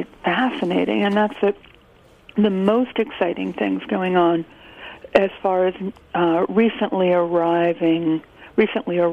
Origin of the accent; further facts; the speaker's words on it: Columbus, Ohio, United States; moved away as an adult; now in New York City, United States; I was born in Columbus, Ohio. I've lived my entire adult life in New York City.